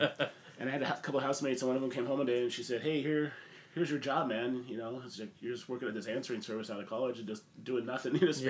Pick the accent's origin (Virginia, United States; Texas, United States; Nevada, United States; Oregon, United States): Oregon, United States; Portland; also born or lived in Bend; Yeah, Portland's a great city. It's my hometown. I was from Portland. Many moons ago, I was born here.